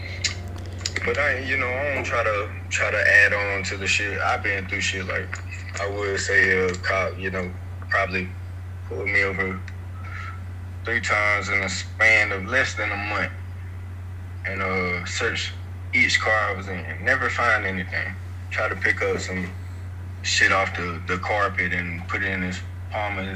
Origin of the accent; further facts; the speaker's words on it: Georgia, United States; also born or lived in Tennessee; I lived in Tennessee for a little while, but I'm really from Georgia